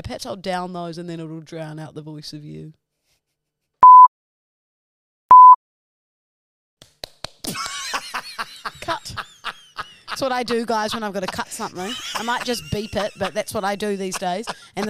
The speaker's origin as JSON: {"language": "English", "town": "Walcha", "region": "New South Wales", "country": "Australia", "tie": "born or raised there", "said": "I grew up on Marn Street."}